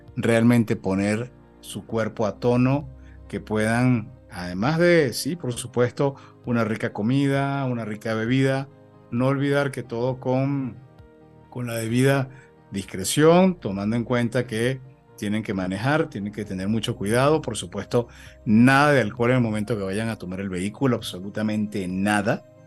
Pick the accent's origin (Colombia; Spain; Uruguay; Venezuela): Venezuela; accent: Venezuelan; moved away as an adult; now in Mexico; Ya yo me siento absolutamente mexicano después de 15 años en México, por supuesto, con un acento venezolano que nunca se va a perder